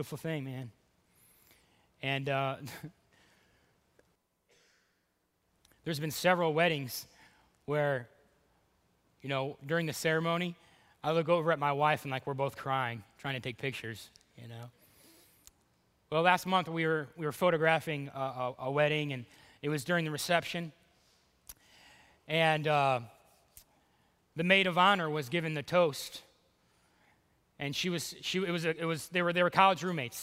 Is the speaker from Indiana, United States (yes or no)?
no; Cleveland, Ohio, United States; moved away; Dude, Ohio, Cleveland, I'm from Cleveland.